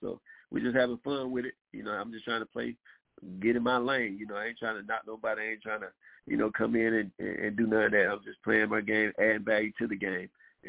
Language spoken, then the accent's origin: English; Rockmart, Georgia, United States; Rockmore, Georgia, my hometown.